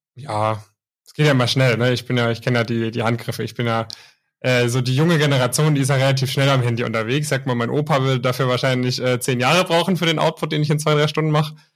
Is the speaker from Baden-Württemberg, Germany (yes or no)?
yes; near Stuttgart, Baden-Württemberg, Germany; Ich komme auch aus der Nähe von Stuttgart